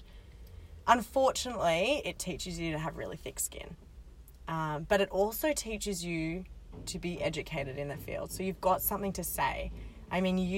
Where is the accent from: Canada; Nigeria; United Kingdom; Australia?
Australia; as an Australian